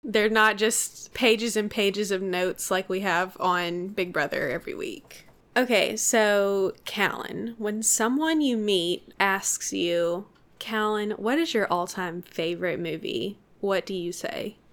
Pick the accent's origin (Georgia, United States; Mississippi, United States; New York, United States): Mississippi, United States; we're from Mississippi